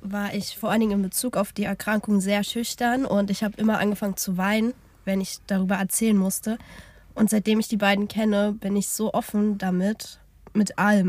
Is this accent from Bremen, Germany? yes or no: no; Berlin, Germany; ich bin 24 Jahre alt und ich bin auch richtige Berlinerin